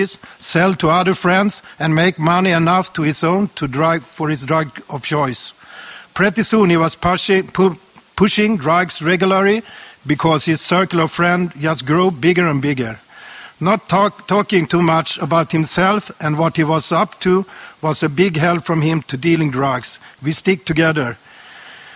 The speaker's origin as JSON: {"language": "English", "country": "Sweden", "tie": "born or raised there", "said": "I was born and raised in Sweden"}